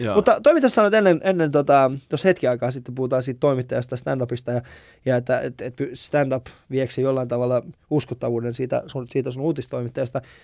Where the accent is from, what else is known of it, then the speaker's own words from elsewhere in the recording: Vantaa, Uusimaa, Finland; mä oon kasvanut siis Koivukylän, mä oon hengailu eniten Koivikylässä